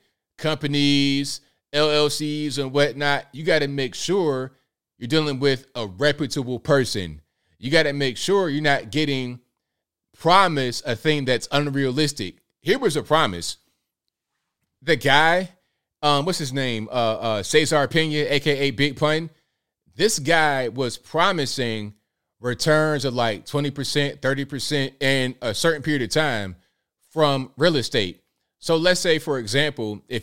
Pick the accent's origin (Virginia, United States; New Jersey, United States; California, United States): Virginia, United States; Norfolk; I'm from Virginia, Norfolk